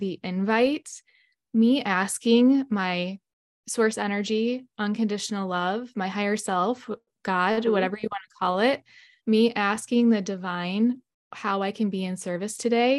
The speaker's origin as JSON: {"language": "English", "region": "Michigan", "country": "United States", "said": "I'm from Michigan"}